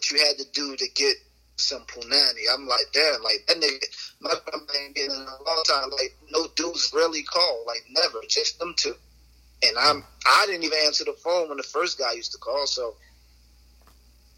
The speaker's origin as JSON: {"language": "English", "region": "New Jersey", "country": "United States", "said": "I'm from Jersey"}